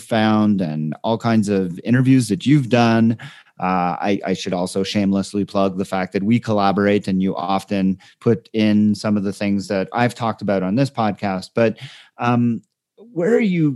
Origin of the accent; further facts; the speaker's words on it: Canada; as a Canadian